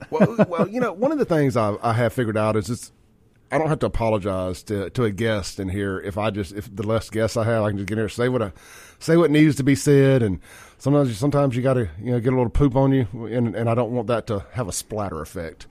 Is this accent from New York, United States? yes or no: no; Jackson, Mississippi, United States; growing up in Jackson